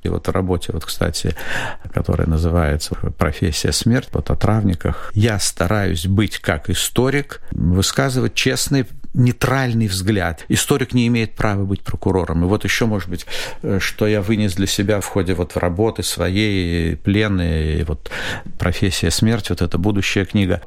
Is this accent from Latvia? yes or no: yes; Latvia; moved away as an adult; now in Israel; я вот из Латвии